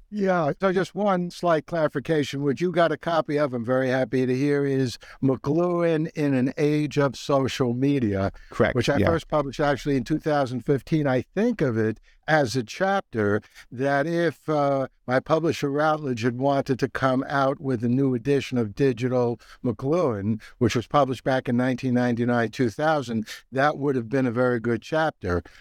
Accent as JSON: {"language": "English", "town": "New York City", "region": "New York", "country": "United States", "tie": "born or raised there", "said": "when I was growing up in the Bronx in the 1950s"}